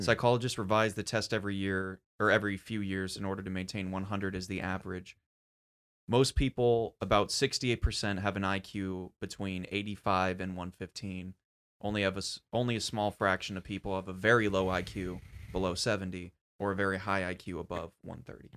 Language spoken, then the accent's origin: English; United States; me being an American